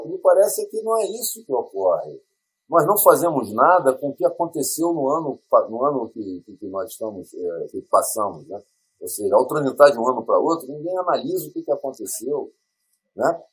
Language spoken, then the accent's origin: Portuguese; Brazil; eu, como brasileiro